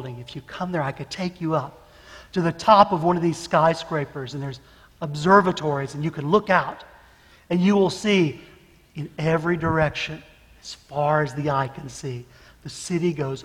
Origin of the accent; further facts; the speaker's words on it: Birmingham, Alabama, United States; moved away as an adult; now in Japan; I'm from Birmingham. I was born and raised here.